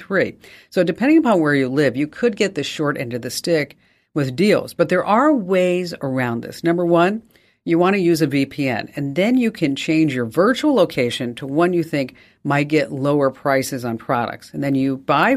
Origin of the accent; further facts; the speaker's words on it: New York, United States; accent: New York; my New York accent